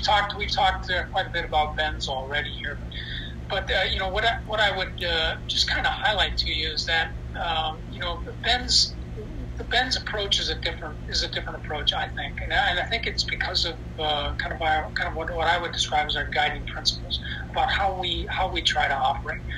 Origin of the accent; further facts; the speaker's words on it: United States; as Americans and certainly as American military officers